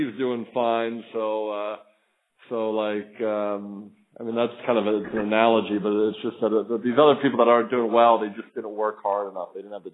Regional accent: Philadelphia, Pennsylvania, United States; now in South Florida, United States; I'm from the Philadelphia area

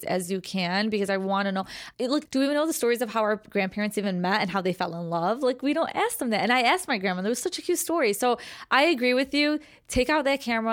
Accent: Chicago, Illinois, United States; I'm from Chicago

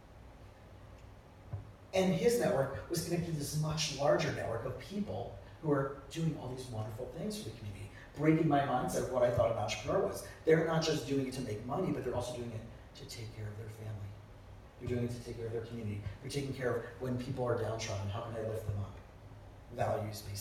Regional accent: South Florida, United States; I grew up in South Florida

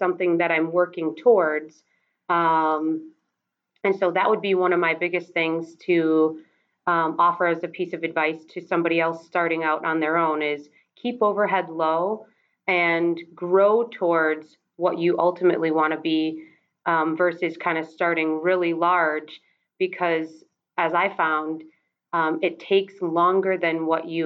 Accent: Wisconsin, United States; I'm from Wisconsin.

